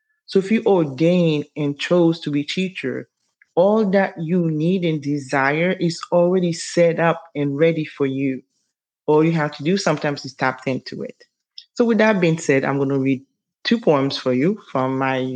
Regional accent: Haiti; moved away; I'm from Haiti

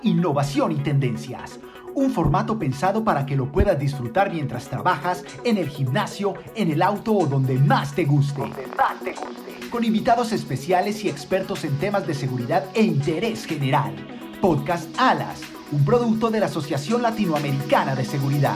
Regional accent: Colombia; yo soy colombiano

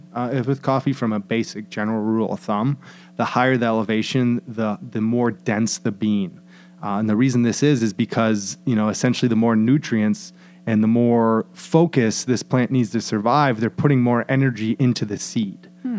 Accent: Sandusky, Ohio, United States

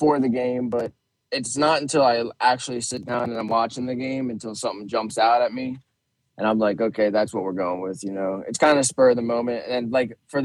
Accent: Baltimore, Maryland, United States; accent: Baltimore; moved away as an adult; now in Oklahoma, United States; I grew up in the Baltimore area. I was born in Baltimore

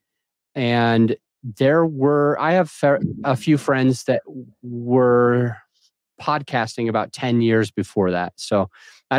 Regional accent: Utah, United States; also born or lived in Jacksonville, Florida; now in Conifer, United States; I'm from Utah.

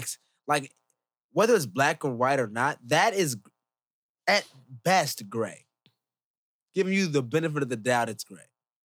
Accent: United States; as an American

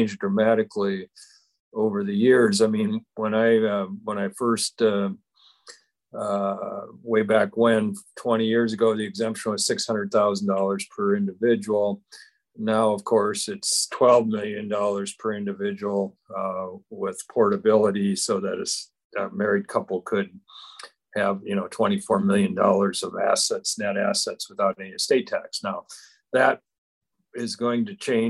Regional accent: Parkston, South Dakota, United States; now in Rapid City, United States; I'm originally from Parkston, South Dakota

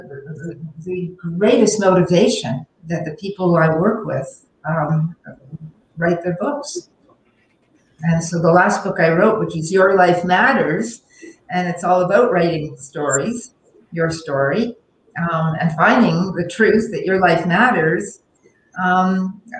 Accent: Toronto, Ontario, Canada; moved away as an adult; also born or lived in Montreal; I lived in Montreal, but I was from Toronto

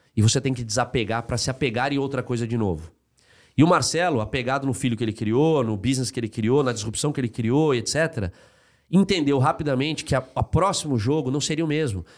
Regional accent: Rio Grande do Sul, Brazil; moved away; Eu sou gaúcho

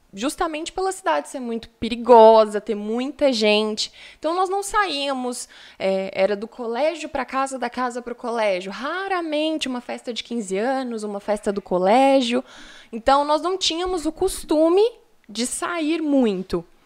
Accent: São Paulo, Brazil; also born or lived in Rio Doce; now in Viçosa, Brazil; fui nascida, nascida e criada em São Paulo

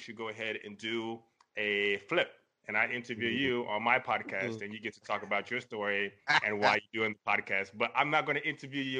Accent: Lubbock, Texas, United States; born there; Yes, born in Texas, currently living in Texas. I was born in Lubbock, Texas.

